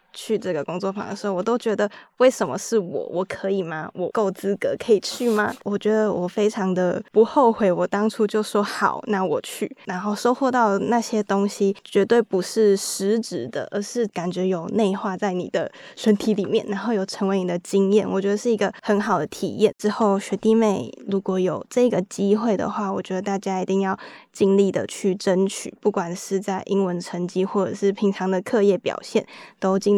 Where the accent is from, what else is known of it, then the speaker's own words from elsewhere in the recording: Taiwan; 我来自台湾